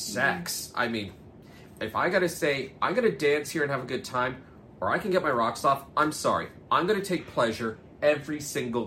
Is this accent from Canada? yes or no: yes; Oakville, Ontario, Canada; I grew up in Oakville